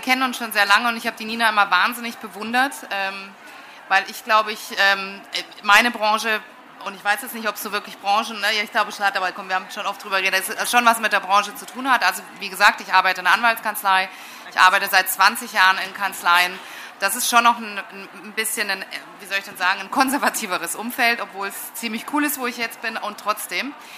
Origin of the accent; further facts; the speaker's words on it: West Germany, Germany; also born or lived in England; now in Munich, Germany; ich komme jetzt aus Westdeutschland